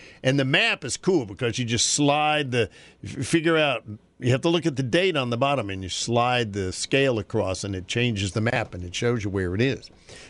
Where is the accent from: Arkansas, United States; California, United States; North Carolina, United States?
North Carolina, United States; moved away; Because growing up in North Carolina, it was very, that was a normal day